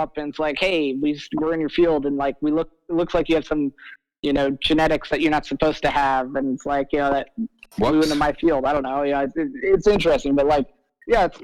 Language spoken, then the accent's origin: English; Iowa, United States; I grew up in Iowa